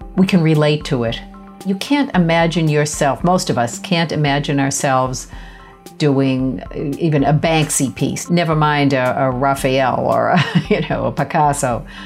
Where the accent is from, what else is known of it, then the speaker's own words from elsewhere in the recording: Boston, Massachusetts, United States; I grew up in Boston, uh, less than a mile from the Museum of Fine Arts.